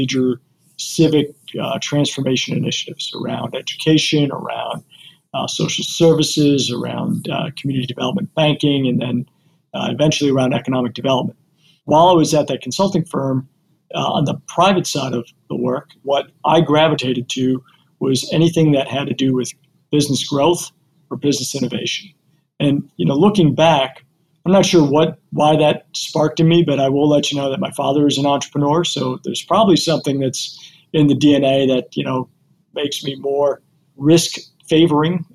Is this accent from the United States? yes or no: yes; Cleveland, Ohio, United States; moved away as an adult; I'm a Clevelander by birth. Clevelander through and through. This is my hometown